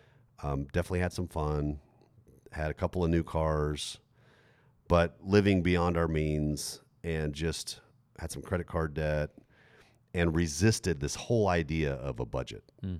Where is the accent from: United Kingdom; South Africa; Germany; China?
Germany; moved away as an adult; also born or lived in Texas; I grew up in Germany, graduated from high school on a military base in Germany at 18, and then moved 5,000 miles, left my family, moved 5,000 miles back to Texas, where we're from